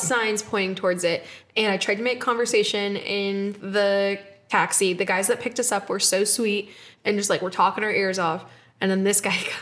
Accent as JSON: {"language": "English", "country": "United States", "said": "being American"}